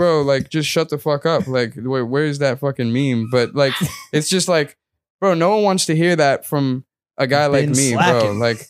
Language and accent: English; Addis Ababa, Ethiopia; born there; So, like, I was born in Addis Ababa, which is the capital of Ethiopia.